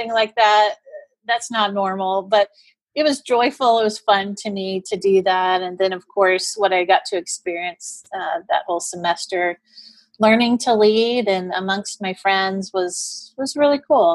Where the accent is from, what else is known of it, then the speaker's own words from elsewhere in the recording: Houston, Texas, United States; moved away as an adult; I didn't get to eat sugary cereals at home growing up in Houston very often.